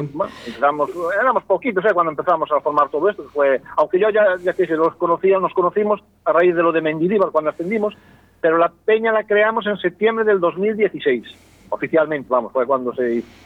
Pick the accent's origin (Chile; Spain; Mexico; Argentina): Spain; Galicia; yo soy gallego estoy aquí